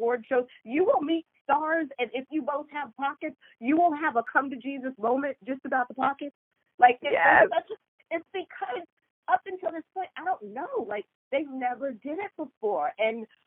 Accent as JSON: {"language": "English", "town": "Seattle", "region": "Washington", "country": "United States", "tie": "born or raised there", "moved": "as an adult", "lives_now": "Los Angeles, United States", "said": "I grew up in Seattle"}